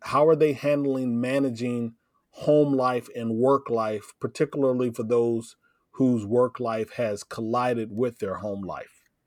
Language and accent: English; Davenport, Iowa, United States; I grew up in Davenport, Iowa